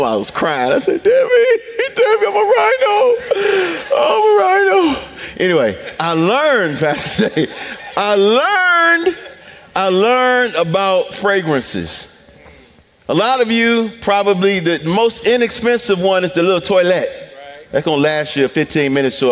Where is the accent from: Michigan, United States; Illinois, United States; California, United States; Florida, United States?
Michigan, United States; Detroit; I'm from Detroit